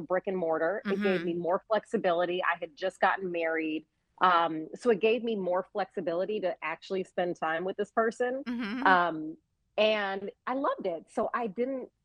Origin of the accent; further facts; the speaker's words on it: Chicago, Illinois, United States; I grew up in Chicago, but my father grew up in Mississippi. So I spent summers down there